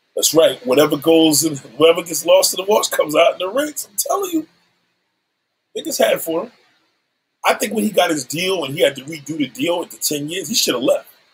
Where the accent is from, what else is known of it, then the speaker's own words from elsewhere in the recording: New York City, New York, United States; I'm a New Yorker